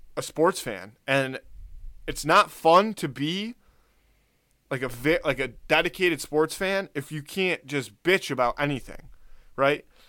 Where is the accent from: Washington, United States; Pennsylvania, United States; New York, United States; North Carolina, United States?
New York, United States; Buffalo; We're from Buffalo. We're Bills fans.